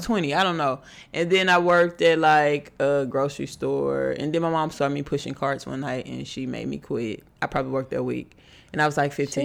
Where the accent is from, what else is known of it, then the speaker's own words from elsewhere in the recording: Houston, Texas, United States; I'm from Houston